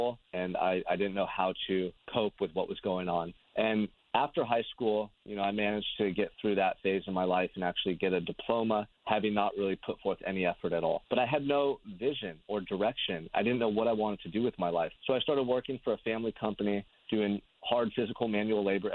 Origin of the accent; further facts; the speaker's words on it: Santa Barbara, California, United States; I'm from Santa Barbara, California, which is a beautiful beach community 2 hours north of Los Angeles, and I've lived here my entire life.